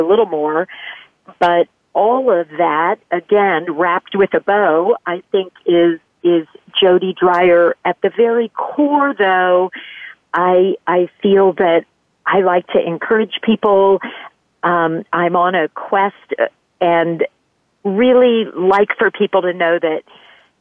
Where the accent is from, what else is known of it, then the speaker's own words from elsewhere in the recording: Midwest, United States; moved away; also born or lived in the South (US) / Tokyo / Europe; I'm from the Midwest, which, of course, words that jump to mind when you say that are practical, no-nonsense, down home.